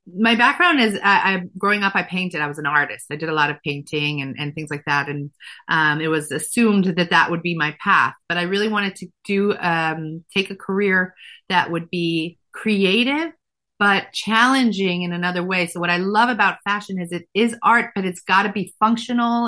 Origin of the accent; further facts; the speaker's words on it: Efrat, Israel; moved away as an adult; now in United States; I grew up religious um, in a town called Efrat